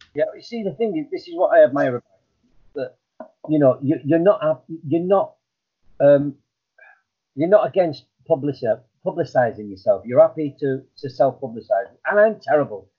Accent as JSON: {"language": "English", "town": "Blackburn", "region": "North West England", "country": "United Kingdom", "tie": "born or raised there", "moved": "yes", "said": "effing and blinding was what I was used to from Blackburn. It, that, that's how it was. That's how everybody talked uh, on the estate I, I uh, lived on"}